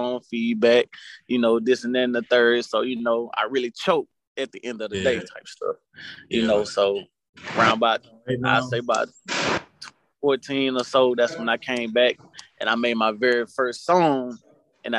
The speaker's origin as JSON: {"language": "English", "town": "Springhill", "region": "Louisiana", "country": "United States", "lives_now": "Cullen, United States", "said": "I'm straight from Spring Hill, Louisiana. I live in Cullen, Louisiana."}